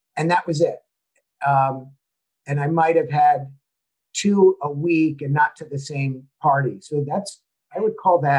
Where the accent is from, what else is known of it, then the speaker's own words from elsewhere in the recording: United States; And also I think living outside my home country was a huge benefit to me